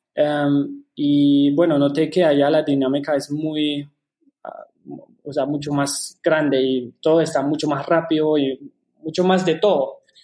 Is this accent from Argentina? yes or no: no; Germany; Spanish is a second language; moved away; also born or lived in Shanghai, China; yo soy alemán originalmente, por eso disculpe si no se me ocurren unas palabras en español